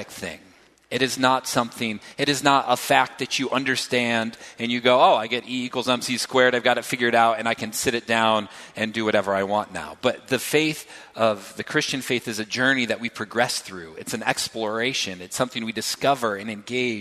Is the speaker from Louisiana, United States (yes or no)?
no; Reed City, Michigan, United States; moved away as an adult; also born or lived in New York City / Grand Rapids, Michigan; I grew up in Reed City, Michigan, small town, 4,000 people, twice as many deer, four times as many pine trees.